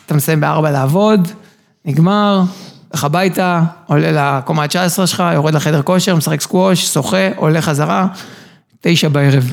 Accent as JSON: {"language": "Hebrew", "town": "Herzliya", "region": "Tel Aviv District", "country": "Israel", "tie": "born or raised there", "also_born_or_lived": "Ireland / Canada", "said": "גדלתי בהרצליה, הגעתי לצבא"}